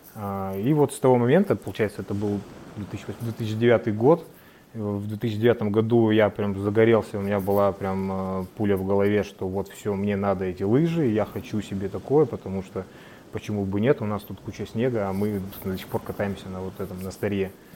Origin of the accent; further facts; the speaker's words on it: Sinegorye, Magadan Oblast, Russia; Я родился и вырос в Синегории